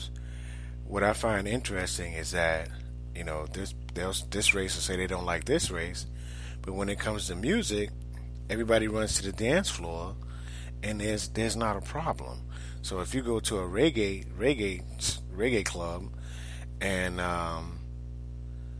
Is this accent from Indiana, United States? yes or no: no; New York, United States; now in Orlando, United States; I grew up in New York